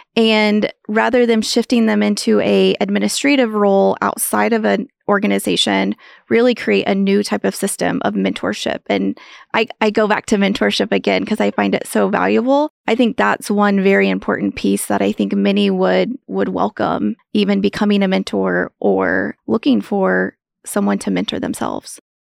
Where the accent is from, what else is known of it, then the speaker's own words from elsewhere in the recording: Lewis, Kansas, United States; moved away as an adult; now in Manhattan, Kansas, United States; I grew up in Western Kansas on a farm ranch